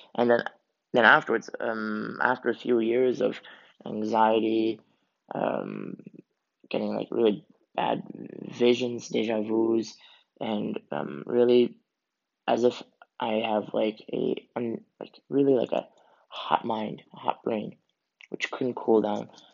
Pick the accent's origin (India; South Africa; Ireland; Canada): Canada; I am originally from Canada, um, and both my parents are Swiss who moved from Switzerland to Canada to start a new life